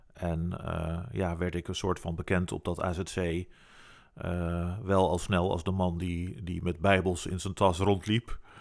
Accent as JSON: {"language": "Dutch", "country": "Netherlands", "said": "wij natuurlijk als Nederlands"}